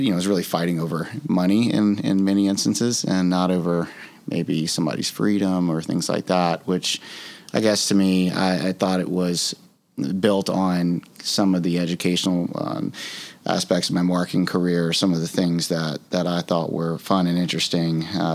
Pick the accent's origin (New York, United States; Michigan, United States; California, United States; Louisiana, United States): Louisiana, United States; South; moved away as an adult; also born or lived in Mississippi; I grew up in South Louisiana